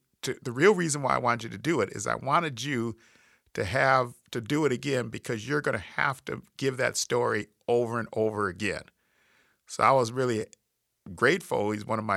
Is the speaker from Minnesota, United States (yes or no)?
yes; Minnesota, United States; accent: Minnesota; my Minnesota accent